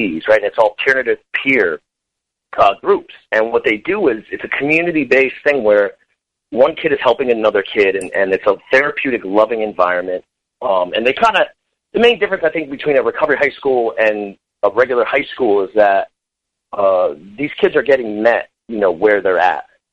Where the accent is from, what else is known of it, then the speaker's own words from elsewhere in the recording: Connecticut, United States; I'm from Connecticut originally, and still here.